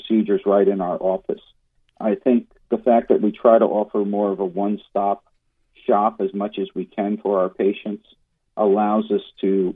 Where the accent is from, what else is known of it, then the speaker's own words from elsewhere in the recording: Long Island, New York, United States; moved away as an adult; also born or lived in Miami, Florida; now in Central Florida, United States; I'm actually from Long Island, New York